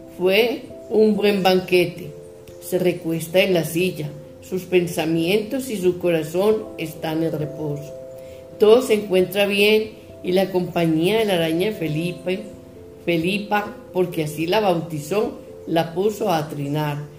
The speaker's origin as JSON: {"language": "Spanish", "country": "Colombia", "said": "de Colombia"}